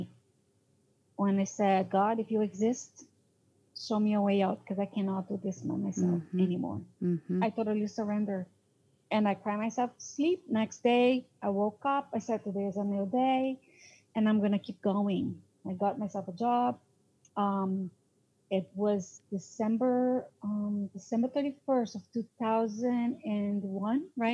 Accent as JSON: {"language": "English", "country": "Brazil", "also_born_or_lived": "New York", "second_language": "English", "moved": "as an adult", "lives_now": "United States", "said": "I'm from South America, I'm considered Hispanic. I do have an accent."}